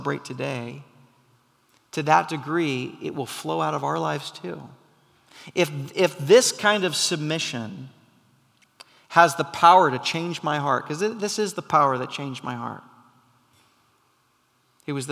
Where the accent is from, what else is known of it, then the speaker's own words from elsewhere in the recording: United States; I love being an American